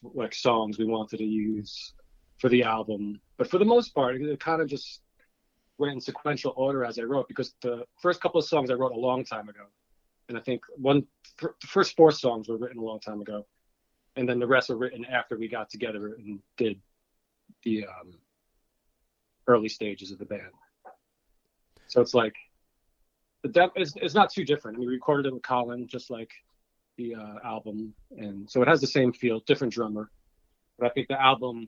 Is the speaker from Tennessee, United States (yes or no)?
no; Mastic, New York, United States; I'm from Mastic, New York, which is way out east in Long Island.